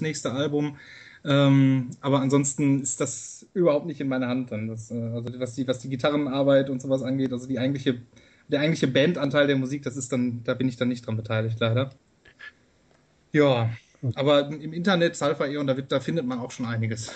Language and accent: German; Castrop-Rauxel, North Rhine-Westphalia, Germany; ich komme aus Castro-Brauxel im Herzen des Ruhrgebiets